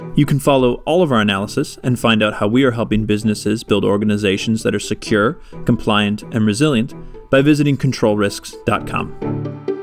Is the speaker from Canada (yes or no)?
yes; Canada; as a Canadian